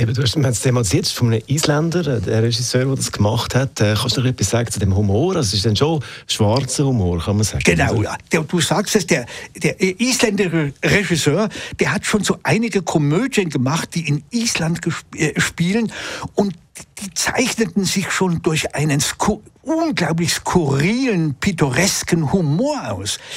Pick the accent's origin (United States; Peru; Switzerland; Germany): Switzerland; auch bei uns in der Schweiz